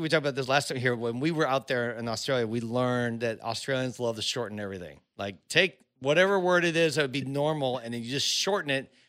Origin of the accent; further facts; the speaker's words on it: United States; as an American